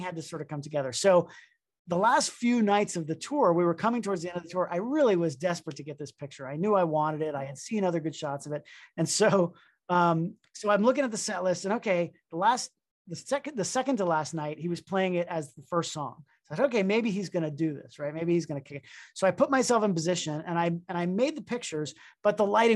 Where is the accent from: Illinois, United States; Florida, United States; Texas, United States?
Florida, United States; Miami; also born or lived in Boston; I'm from Miami, Florida.